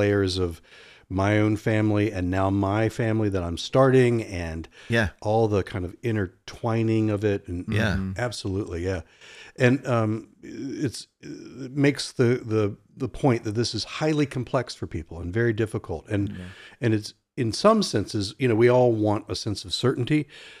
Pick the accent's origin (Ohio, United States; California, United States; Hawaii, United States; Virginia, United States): Virginia, United States; Norfolk; I was in an ice cream store where I grew up in Norfolk, Virginia Beach area.